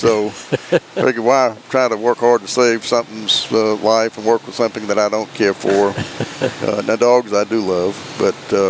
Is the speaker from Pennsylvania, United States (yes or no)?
no; Charleston, South Carolina, United States; accent: South Carolina; moved away as an adult; now in Tennessee, United States; I had that South Carolina accent.